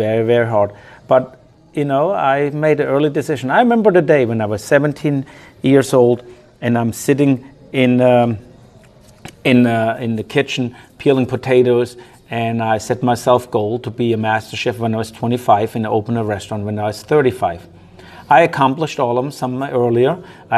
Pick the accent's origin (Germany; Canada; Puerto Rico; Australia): Germany; Bechlingen; also born or lived in New Orleans, Louisiana; now in Louisiana, United States; I was born in Germany in a small little village called Bechlingen. It had 150 people. It's like a little hamlet. I grew up there.